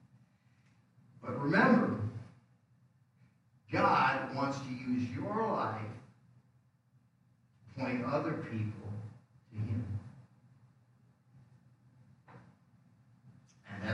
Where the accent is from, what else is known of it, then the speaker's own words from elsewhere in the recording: Rockford, Illinois, United States; moved away as an adult; also born or lived in Des Moines, Iowa / Dayton, Ohio / Tacoma, Washington; I came back to Rockford because I could get a quick job from my father-in-law to support my family until I found a place where I could start a church